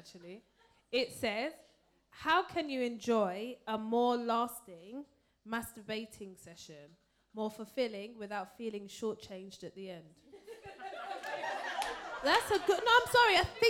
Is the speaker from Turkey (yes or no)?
no; Nigeria; I'm Nigerian.